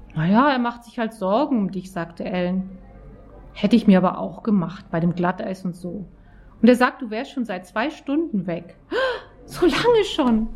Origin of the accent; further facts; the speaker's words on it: Auenwald, Baden-Württemberg, Germany; Ich komme aus Auenwald in der Nähe von Stuttgart ganz idyllischer Ort.